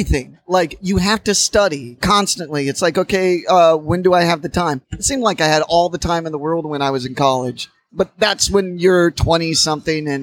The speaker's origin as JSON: {"language": "English", "region": "Indiana", "country": "United States", "tie": "born or raised there", "moved": "yes", "lives_now": "New York, United States", "said": "I'm from Indiana, from a college town"}